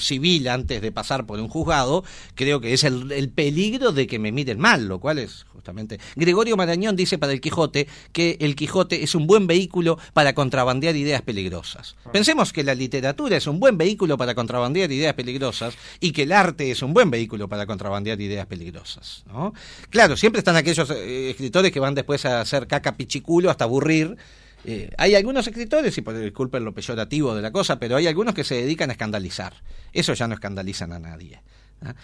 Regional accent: Trinidad, Flores, Uruguay; Yo soy de Trinidad.

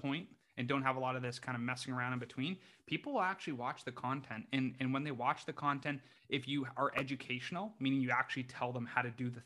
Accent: Canada; moved away as an adult; also born or lived in United States; I grew up in Canada, did a four-year degree there, became a chiropractor in the U.S.

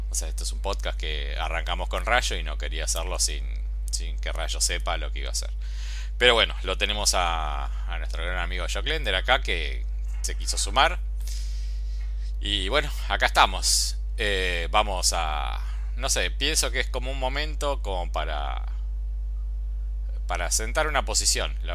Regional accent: Argentina; yo soy argentino, por más que ahora estoy en España

